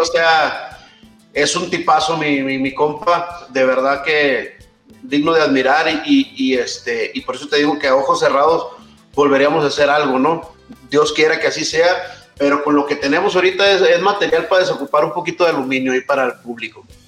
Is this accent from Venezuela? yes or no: no; Mexico; el pasaporte mexicano